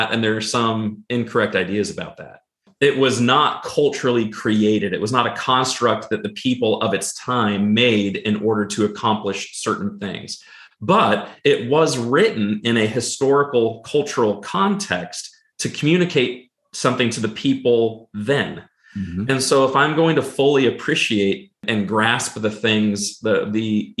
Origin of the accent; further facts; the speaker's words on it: Pacific Northwest, United States; I grew up in the Pacific Northwest and on the Pacific coast.